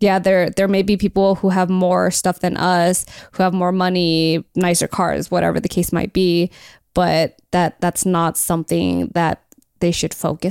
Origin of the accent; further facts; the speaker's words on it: El Monte, California, United States; I grew up in El Monte. I like literally have been growing up in the hood my whole life.